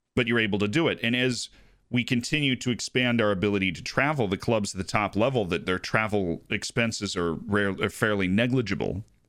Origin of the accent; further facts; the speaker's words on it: United States; I'm American